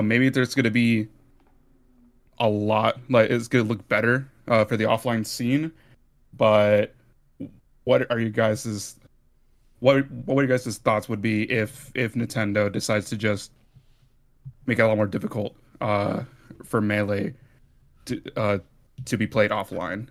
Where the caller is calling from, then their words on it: California, United States; Calling in from a small town in California.